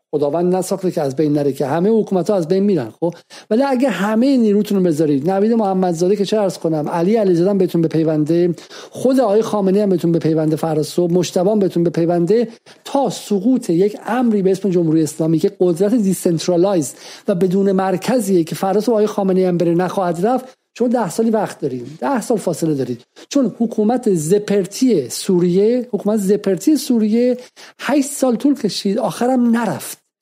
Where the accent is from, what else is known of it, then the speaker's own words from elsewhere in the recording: Iran; moved away as an adult; در دهه اواخر دهه هفتاد از ایران بیرون اومدم